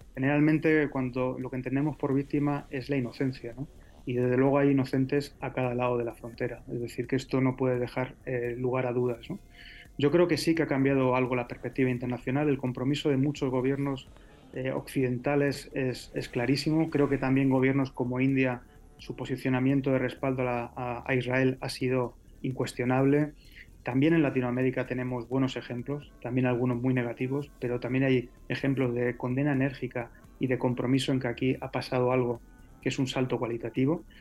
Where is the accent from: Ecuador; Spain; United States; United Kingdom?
Spain; yo como español, ya sabes que soy hijo de latinoamericanos, pero de origen español